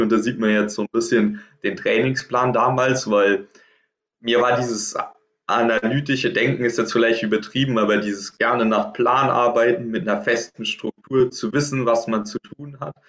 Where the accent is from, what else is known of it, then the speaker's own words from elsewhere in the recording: Trier, Rhineland-Palatinate, Germany; in Trier in meiner Heimat quasi im Verein